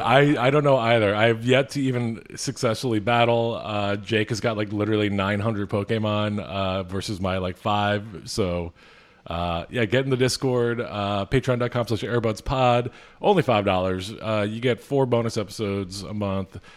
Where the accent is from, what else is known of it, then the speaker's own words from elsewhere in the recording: Philadelphia, Pennsylvania, United States; I'm from Philadelphia.